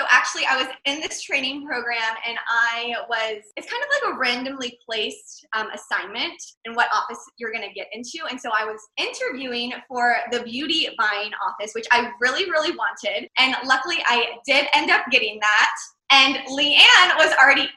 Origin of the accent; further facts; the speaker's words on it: Charlotte, North Carolina, United States; moved away as an adult; now in Dallas, United States; currently based in Dallas, Texas, but I am from Charlotte, North Carolina.